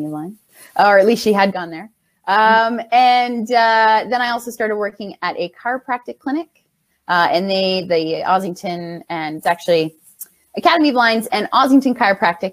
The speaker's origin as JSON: {"language": "English", "region": "Ontario", "country": "Canada", "also_born_or_lived": "Winnipeg", "lives_now": "Toronto, Canada", "said": "I'm actually from Ontario, so moving out to Winnipeg was just for school, then coming back"}